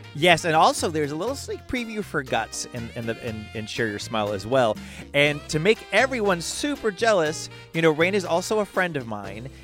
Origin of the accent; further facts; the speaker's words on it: Boston, Massachusetts, United States; accent: Boston; my Boston accent